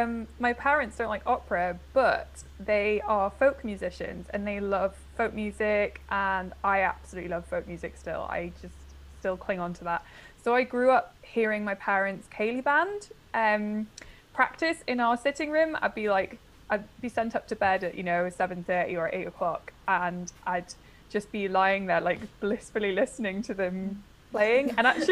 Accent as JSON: {"language": "English", "region": "North East England", "country": "United Kingdom", "said": "And I'm originally from the Northeast, but as I've just discussed with Ashley, who is from the Northeast, I have lost my accent, which is a great tragedy."}